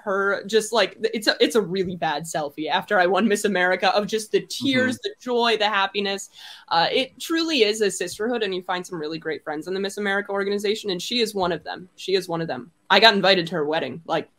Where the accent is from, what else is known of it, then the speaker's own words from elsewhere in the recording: Wisconsin, United States; So I'm super excited and I love Wisconsin. It's my home state, forever a piece of me.